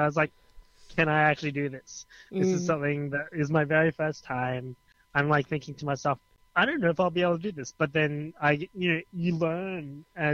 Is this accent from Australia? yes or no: yes; Australia; as Australian culture is that we are diverse